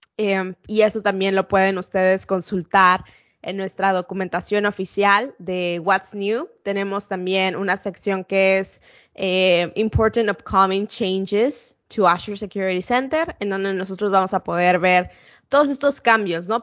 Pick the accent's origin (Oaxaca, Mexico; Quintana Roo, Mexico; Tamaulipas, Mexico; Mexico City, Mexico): Mexico City, Mexico; accent: Mexican; moved away as an adult; also born or lived in Ensenada, Baja California, Mexico; now in United States; soy de Ciudad de México. Em, crecí ahí. La verdad es que nací en Ensenada, Baja California